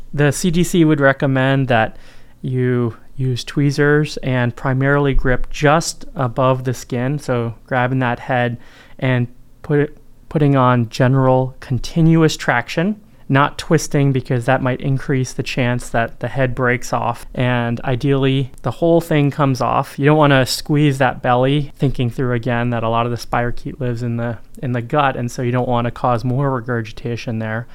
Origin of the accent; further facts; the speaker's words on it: North Carolina, United States; I'm from North Carolina